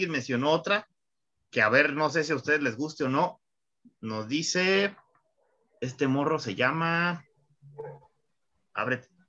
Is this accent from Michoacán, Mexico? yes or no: no; Mexico City, Mexico; Eso que yo vengo de Chilangolandia, carnal.